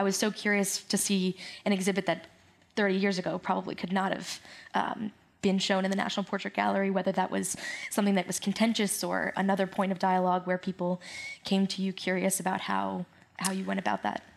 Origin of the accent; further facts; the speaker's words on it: South Florida, United States; coming from South Florida.